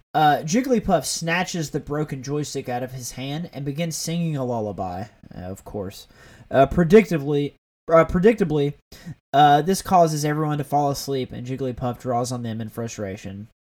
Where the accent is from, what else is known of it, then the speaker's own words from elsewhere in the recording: the South, United States; As someone that grew up around guns, like I'm from the South, like I have no issues with guns.